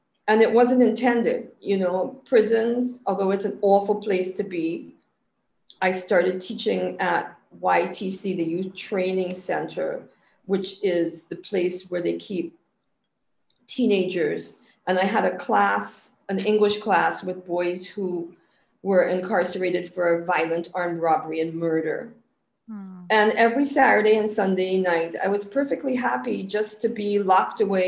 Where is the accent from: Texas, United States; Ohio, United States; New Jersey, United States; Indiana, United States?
Ohio, United States; moved away as an adult; also born or lived in California / Seattle; now in Trinidad and Tobago; I'm from Ohio originally. I grew up on a dairy farm in Ohio, a very remote dairy farm where I never had to speak to people.